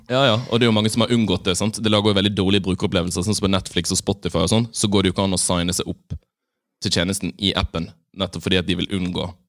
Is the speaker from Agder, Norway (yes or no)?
no; Bergen, Vestland, Norway; now in Oslo, Norway; har vært hjemme i Bergen